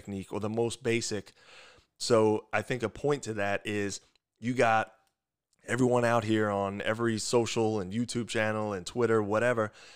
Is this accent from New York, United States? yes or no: yes; Long Island, New York, United States; accent: thick New York; moved away as an adult; also born or lived in West Lafayette, Indiana; I'm from Long Island, New York